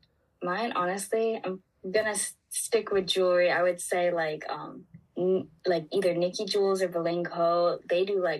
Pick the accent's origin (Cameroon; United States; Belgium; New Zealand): United States; Maryland; I'm from Maryland. Been here my whole life.